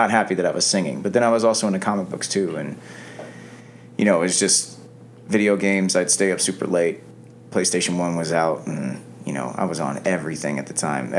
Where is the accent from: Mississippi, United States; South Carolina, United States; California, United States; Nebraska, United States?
Nebraska, United States; moved away; also born or lived in Florida; Growing up in Nebraska, it was interesting.